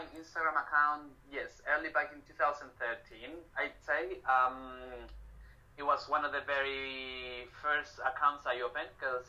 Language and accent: English; Santiago, Santiago Metropolitan Region, Chile; English is a second language; also born or lived in Sydney, Australia / New Zealand; I'm from Santiago de Chile.